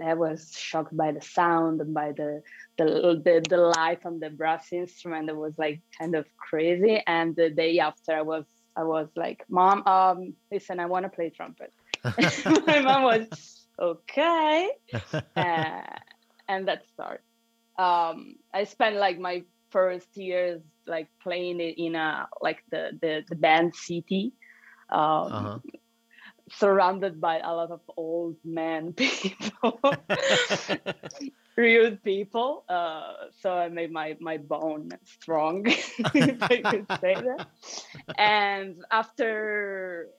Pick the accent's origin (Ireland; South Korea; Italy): Italy; Milan, Lombardy; also born or lived in Valencia, Spain; I grew up in Milan, Italy